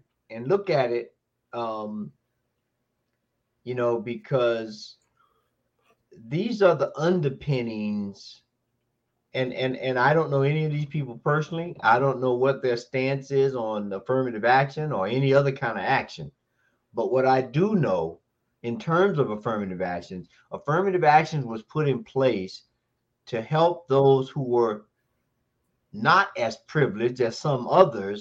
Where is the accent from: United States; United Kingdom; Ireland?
United States; Tallahassee, Florida; There's a case in my hometown involving my alma mater, Florida A&M University